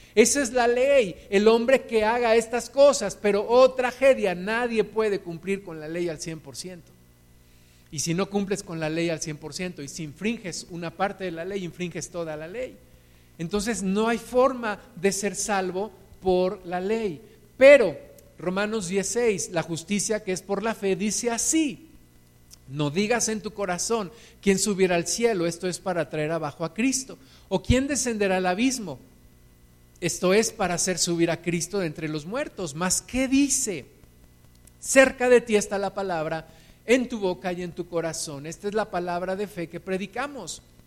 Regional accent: Mexico; Todos nosotros, según yo sé, nacimos en México, somos mexicanos

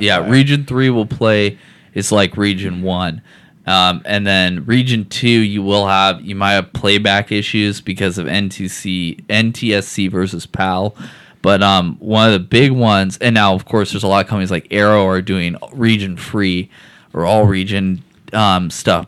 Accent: Seattle, Washington, United States; I grew up in Seattle.

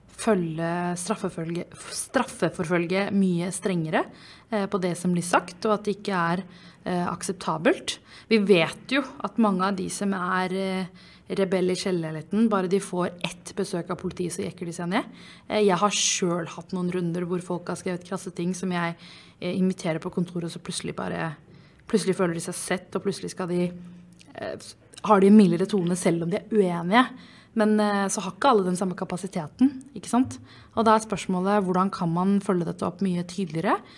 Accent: Oslo, Norway; Jeg er oppvokst i Groruddalen

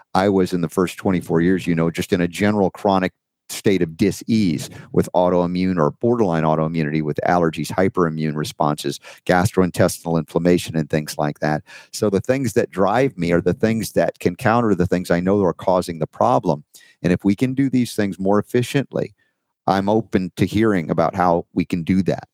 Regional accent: Georgia, United States; accent: Georgia; my Georgia accent

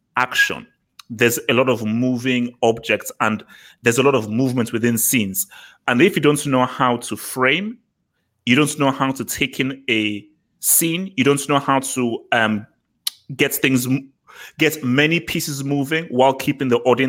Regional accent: Nigeria; I'm Nigerian.

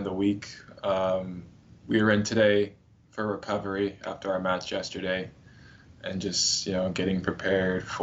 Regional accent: Northern California, United States; moved away as an adult; now in Miami, United States; growing up in Northern California, most of the beach days were a little bit chilly.

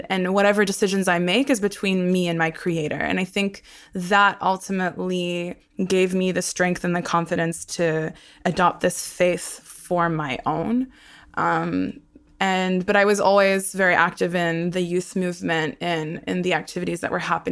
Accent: Brisbane, Queensland, Australia; born or raised there; first language Hebrew; also born or lived in Sydney, Australia / Haifa, Israel

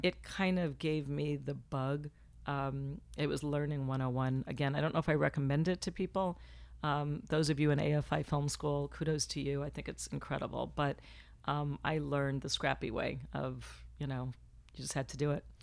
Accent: Florida, United States; moved away as an adult; now in Los Angeles, United States; I was born in Florida, so I just dropped the F, came to L A, and here I've been for twenty-three years

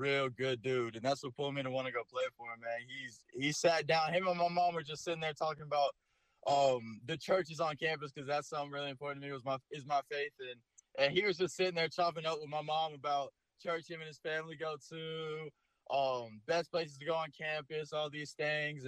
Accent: Florida, United States; growing up in Florida

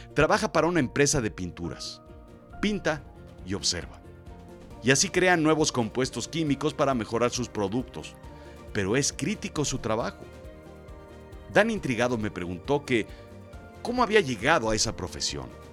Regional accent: Mexico; Soy de México

